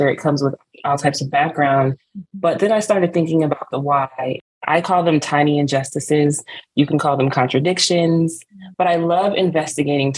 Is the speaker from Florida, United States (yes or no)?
no; Smyrna, Georgia, United States; I'm Nigerian, born in Smyrna, Georgia